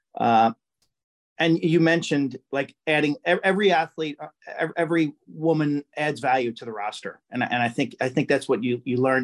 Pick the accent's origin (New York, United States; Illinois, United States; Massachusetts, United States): New York, United States; Lynbrook; I'm from Lynbrook